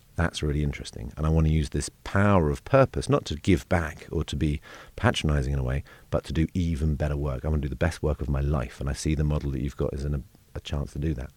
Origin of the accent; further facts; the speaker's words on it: London, United Kingdom; I grew up in South London